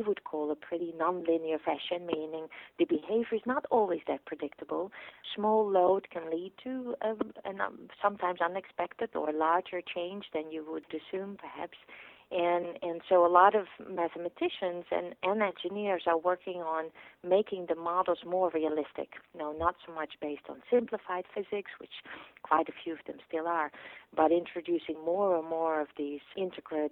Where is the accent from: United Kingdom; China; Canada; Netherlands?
Netherlands; now in Stanford, United States; where I grew up in the Netherlands, a pretty windy place because we're right on the peninsula and close to the sea.